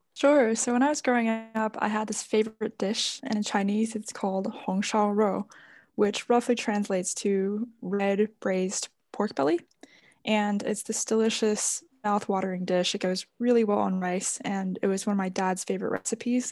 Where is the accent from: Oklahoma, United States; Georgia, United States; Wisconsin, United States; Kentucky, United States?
Georgia, United States; Atlanta; moved away as an adult; also born or lived in China / Boston; I was born in China and my parents immigrated to the US when I was really young. And I've lived in Atlanta for most of my life before going to Boston for college